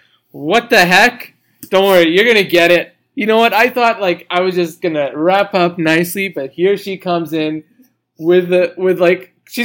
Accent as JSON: {"language": "English", "country": "Canada", "said": "I obviously being a Canadian, I'm proud to be Canadian."}